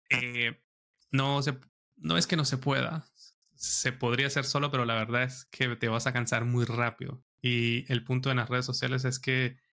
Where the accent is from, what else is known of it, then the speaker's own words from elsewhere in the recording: San Cristóbal, Táchira, Venezuela; now in Madrid, Spain; Yo soy de San Cristóbal, del estado Táchira. Es una ciudad, bueno, el que conoce Venezuela es frontera con Colombia.